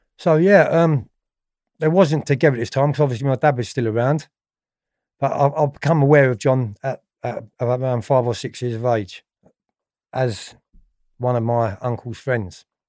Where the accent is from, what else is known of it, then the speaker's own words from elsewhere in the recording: London, United Kingdom; also born or lived in Tooting / Streatham Vale; I was born in Ballinwhere, which was in southwest London. obviously, in nineteen sixty-eight